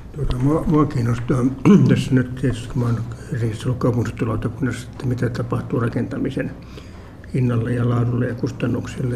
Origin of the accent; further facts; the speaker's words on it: Helsinki, Uusimaa, Finland; Mä olen asunut lapsuuteni Munkkiniemessä